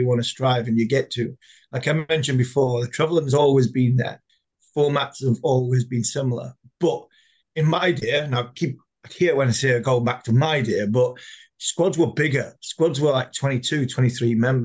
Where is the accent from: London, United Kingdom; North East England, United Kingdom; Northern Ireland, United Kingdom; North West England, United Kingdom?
North East England, United Kingdom; Durham; I'm from Durham